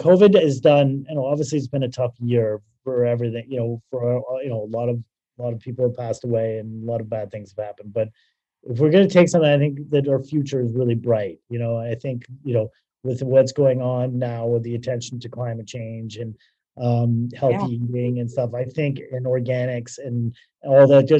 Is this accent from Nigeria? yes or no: no; Toronto, Ontario, Canada; accent: Canadian; moved away as an adult; I'm originally from Toronto. Yeah, Toronto.